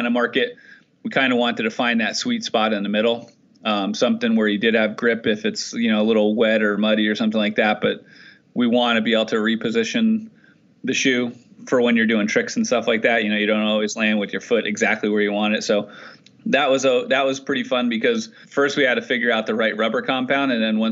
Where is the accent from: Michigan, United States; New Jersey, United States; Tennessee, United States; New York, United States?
New Jersey, United States; also born or lived in Pennsylvania; I grew up on the East Coast in New Jersey, and I went to college in Pennsylvania